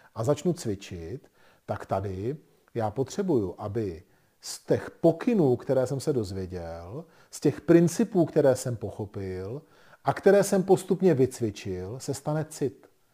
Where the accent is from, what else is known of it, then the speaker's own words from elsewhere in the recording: Bohemia, Czechia; my jsme se narodili v Čechách